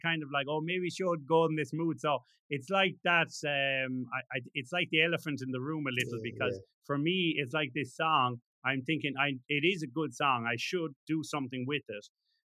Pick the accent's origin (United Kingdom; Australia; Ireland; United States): Ireland